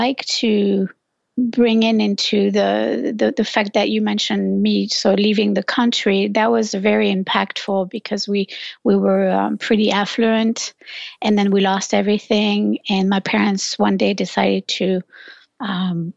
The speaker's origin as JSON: {"language": "English", "country": "France", "tie": "born or raised there", "moved": "yes", "lives_now": "United States", "said": "I'm originally from France, in a small village. I grew up in a small village."}